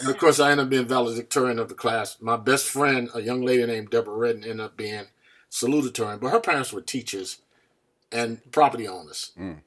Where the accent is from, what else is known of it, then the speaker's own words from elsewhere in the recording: Farmville, North Carolina, United States; now in New Haven, United States; I was born in a small town called Farmville